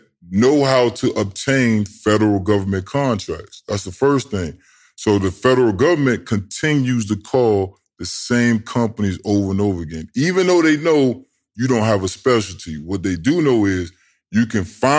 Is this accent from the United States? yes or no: yes; Tidewater, Virginia, United States; now in Georgia, United States; I'm below the DMV. So you got Northern Virginia, and then you got Tidewater. I'm from Tidewater.